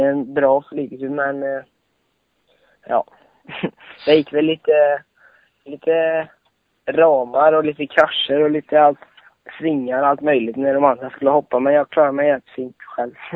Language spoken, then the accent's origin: Swedish; Borås, Västra Götaland, Sweden; Jag kommer från eh, Borås ungefär